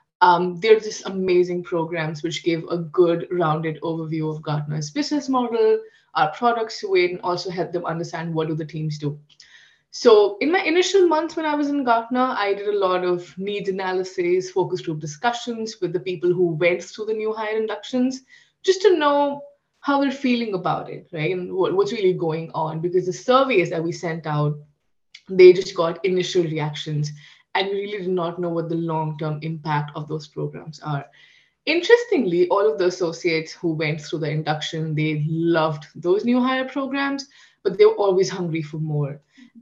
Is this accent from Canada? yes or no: no; Kuwait; now in New Delhi, India; So I live in New Delhi, India. That's where I am from as well. But I've spent a lot of my childhood in the Middle East. So I've spent 18 years of my life in a country called Kuwait.